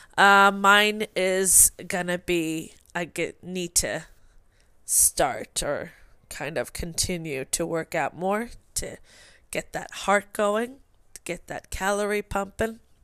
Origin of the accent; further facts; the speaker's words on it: Sweden; English is a second language; moved away; I am from Sweden